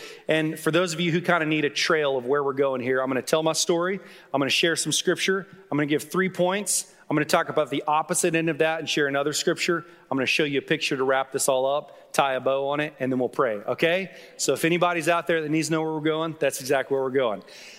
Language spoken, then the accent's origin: English; Duncan, Oklahoma, United States; also born or lived in Dallas, United States; I was born in South Dallas. When I was 7 years old, we moved to Duncan, Oklahoma. We were there for about 4 years.